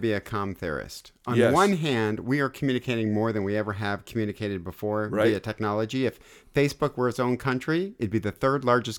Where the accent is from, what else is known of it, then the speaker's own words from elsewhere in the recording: Detroit, Michigan, United States; I am from Detroit.